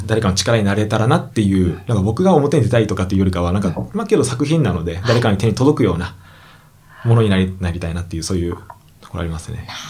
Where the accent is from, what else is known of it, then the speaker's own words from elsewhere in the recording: Kyushu, Kagoshima, Japan; now in Tokyo, Japan; 僕が地元が九州の鹿児島のど田舎なんですけどそこから、えーと、東京に、まあ、出てきまして